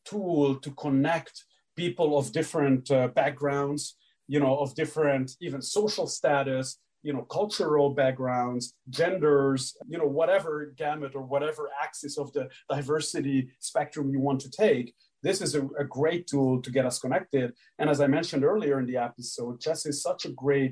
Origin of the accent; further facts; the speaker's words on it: Hungary; moved away; growing up in Hungary, team competitions were a big, big part of our chess education